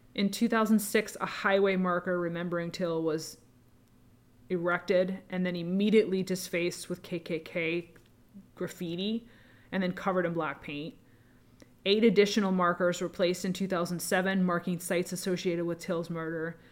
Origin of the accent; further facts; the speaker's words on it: the North, United States; I grew up in the North, I grew up in, in a very kind of a different environment.